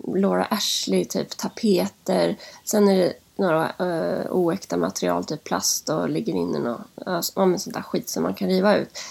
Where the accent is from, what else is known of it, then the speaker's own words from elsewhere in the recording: Lingbo, Gävleborg County, Sweden; now in Stockholm, Sweden; jag är född uppe i Hälsingland, i lilla Lingbo